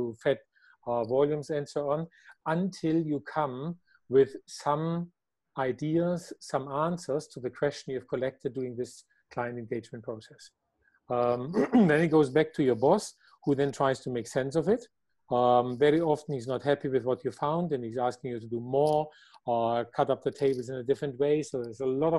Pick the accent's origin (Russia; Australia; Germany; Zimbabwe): Germany; I am from Germany